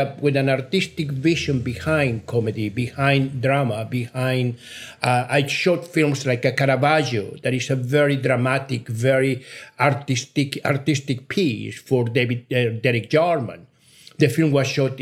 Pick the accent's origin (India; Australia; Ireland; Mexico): Mexico; English is a second language; also born or lived in United Kingdom; now in United States; I'm a Mexican national. I was born in Mexico